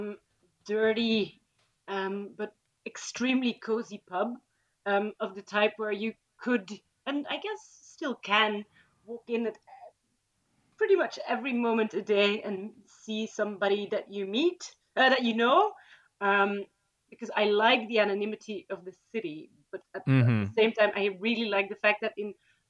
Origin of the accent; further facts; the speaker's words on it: Leuven, Flanders, Belgium; moved away as an adult; also born or lived in United Kingdom; now in Brussels, Belgium; I am actually from Leuven. So I've lived, from Kesselo, which is also more of a residential area outside of Leuven. But I went to school in Leuven